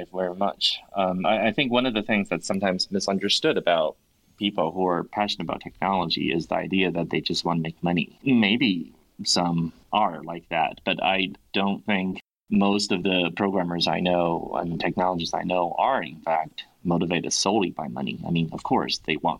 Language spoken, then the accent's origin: English; United States; being an American writer in English